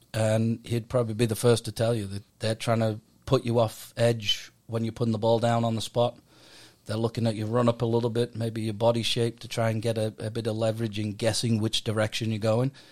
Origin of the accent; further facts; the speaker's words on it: Middlesbrough, North East England, United Kingdom; also born or lived in Leeds; now in United States; I'm from Middlesbrough in England